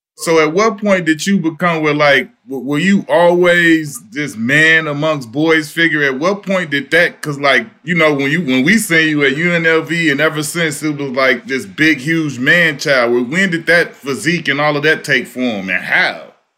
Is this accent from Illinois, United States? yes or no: yes; Chicago, Illinois, United States; I'm from Chicago